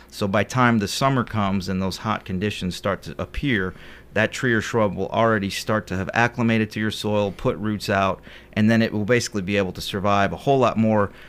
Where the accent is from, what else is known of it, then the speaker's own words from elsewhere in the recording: Cleveland, Ohio, United States; moved away; Originally, I'm from Cleveland, Ohio